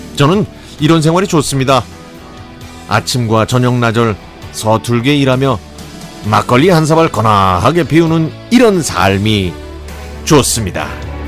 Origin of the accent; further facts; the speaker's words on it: Cheongju, North Chungcheong, South Korea; moved away; also born or lived in Seoul; 이곳은 제가 태어나고 자란 곳 바로 옆이니까 제 고향이나 마찬가지죠